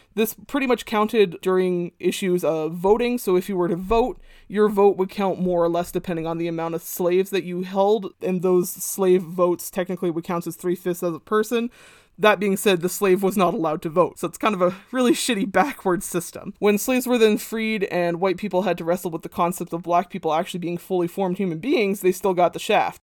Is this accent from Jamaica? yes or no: no; Canada; as a young kid growing up in Canada